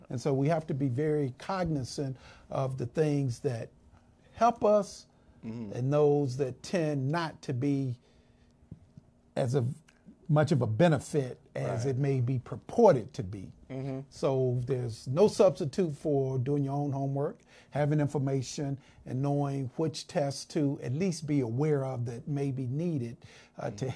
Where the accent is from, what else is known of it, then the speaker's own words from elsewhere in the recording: Winston-Salem, North Carolina, United States; there was actually a black hospital in uh, my hometown of uh, Winston-Salem.